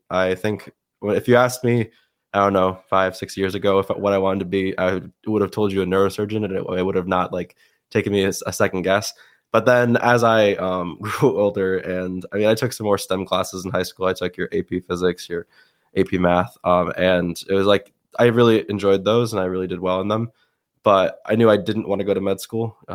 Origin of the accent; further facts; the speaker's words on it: Westmoreland, New York, United States; also born or lived in Syracuse, New York / Hudson Falls, New York / Watertown, New York; I also moved from there to Watertown, but then uh, I lived the majority of my life in um, Westmoreland or Rome, New York.